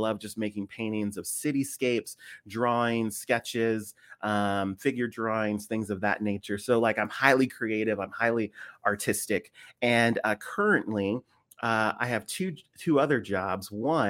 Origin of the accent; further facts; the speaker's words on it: Washington, District of Columbia, United States; I'm a native from the East Coast, the Washington, D.C. area, born and raised out there, went to college up in Philadelphia, love Philly, a great city at Eastern University.